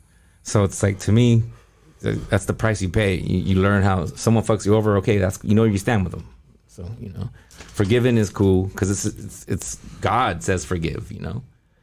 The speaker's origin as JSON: {"language": "English", "country": "Taiwan", "tie": "born there", "said": "Like, I was born in Taiwan. We were born all over the world."}